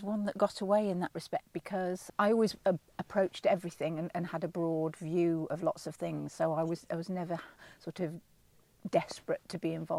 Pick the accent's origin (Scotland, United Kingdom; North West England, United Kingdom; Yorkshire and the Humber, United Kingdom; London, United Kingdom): Yorkshire and the Humber, United Kingdom; Leeds; also born or lived in Manchester; when I was a very small child, we moved from Manchester, which is my native town, to Yorkshire. And I was only 5 at the time, but apparently, according to my mother, within about 3 weeks of being there, I was talking in a broad Leeds accent.